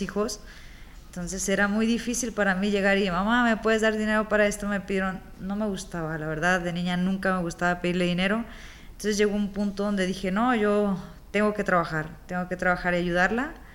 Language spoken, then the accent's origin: Spanish; Tepic, Nayarit, Mexico; also born or lived in Culiacán, Sinaloa; regresar acá a Tepida